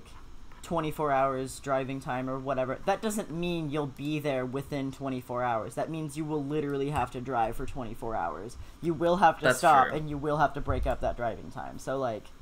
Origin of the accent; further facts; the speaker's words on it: United States; we're not from Canada. We're American